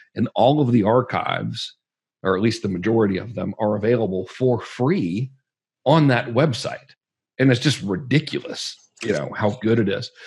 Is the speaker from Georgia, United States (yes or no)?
yes; Georgia, United States; I'm from Georgia